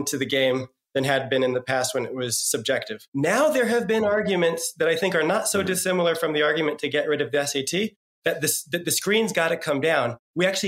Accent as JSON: {"language": "English", "region": "New Jersey", "country": "United States", "said": "I'm from New Jersey"}